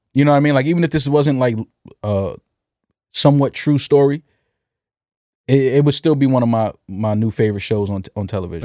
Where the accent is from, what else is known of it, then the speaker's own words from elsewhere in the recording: New York City, New York, United States; growing up in New York City in the eighties, in the nineties